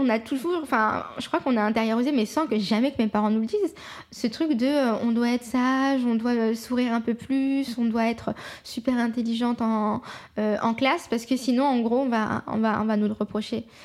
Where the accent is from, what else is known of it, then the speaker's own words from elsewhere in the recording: France; je suis française à 100%, mais je suis aussi euh, marocaine, je suis aussi musulmane